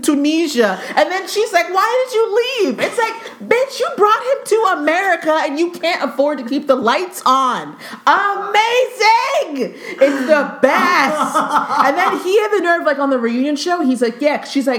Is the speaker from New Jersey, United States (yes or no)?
yes; New Jersey, United States; Jersey. I'm from Jersey.